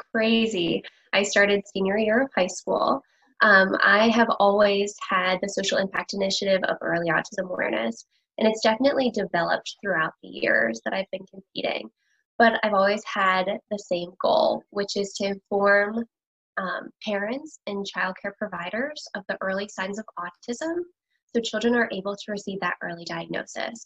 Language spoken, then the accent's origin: English; Pennsylvania, United States; I'm from Pennsylvania